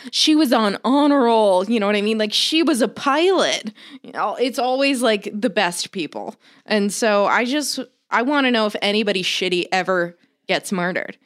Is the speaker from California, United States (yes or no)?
no; Florida, United States; I grew up in Florida